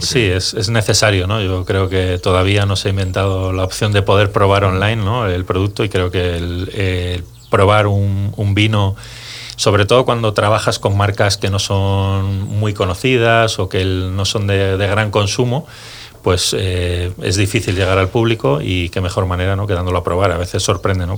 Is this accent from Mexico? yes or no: no; Segovia, Castile and León, Spain; yo, vengo de Segovia